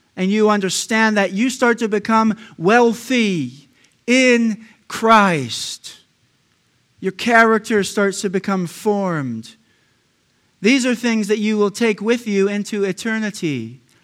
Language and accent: English; United States; I'm an American